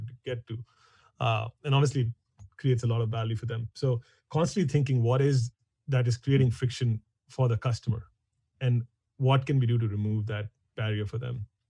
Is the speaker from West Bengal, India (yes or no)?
no; New Delhi, Delhi, India; moved away as an adult; now in San Francisco, United States; I grew up in India, in New Delhi.